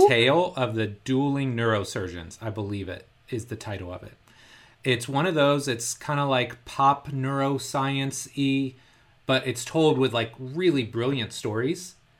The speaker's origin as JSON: {"language": "English", "town": "Indianapolis", "region": "Indiana", "country": "United States", "tie": "born or raised there", "said": "the Indianapolis Colts, which is a really popular N F L team, it's my hometown team"}